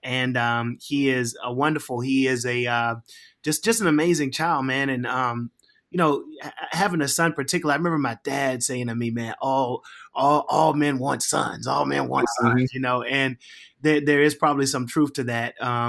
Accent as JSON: {"language": "English", "town": "Richmond", "region": "Virginia", "country": "United States", "tie": "born or raised there", "said": "So, man, I am I'm originally from Richmond, Virginia. Grew up there, born and raised until, you know, 18."}